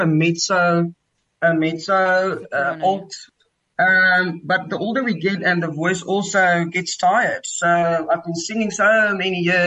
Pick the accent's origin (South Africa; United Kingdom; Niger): South Africa; Cape Town, Western Cape; I grew up in Cape Town, in Tukai, Muizenberg